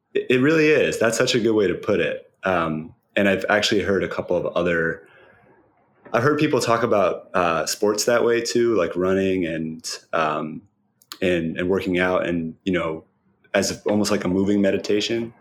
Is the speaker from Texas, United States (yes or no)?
no; Cambridge, Massachusetts, United States; I um, grew up in Cambridge